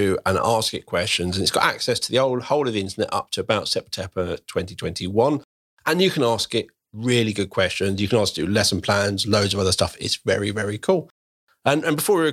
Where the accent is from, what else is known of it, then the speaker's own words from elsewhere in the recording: Croydon, London, United Kingdom; now in Berkshire, United Kingdom; I grew up in Croydon, very, very diverse, very, I loved it growing up. I now live over in Berkshire